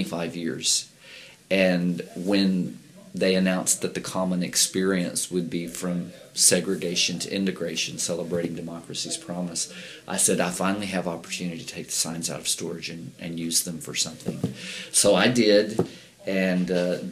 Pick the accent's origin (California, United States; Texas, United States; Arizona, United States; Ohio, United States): Texas, United States; Bay City; I grew up in Texas, in Bay City